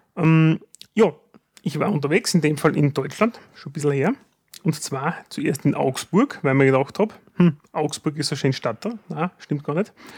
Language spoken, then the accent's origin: German; Styria, Austria; bei uns in der Steiermark